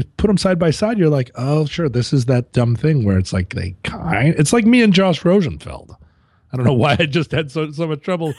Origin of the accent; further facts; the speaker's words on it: Alaska, United States; also born or lived in Llantrisant, Wales (ancestry); I am from Alaska.